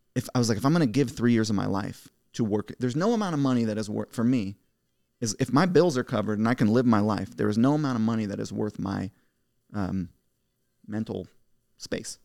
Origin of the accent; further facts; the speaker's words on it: United States; I'm the American dream. My parents came here as immigrants.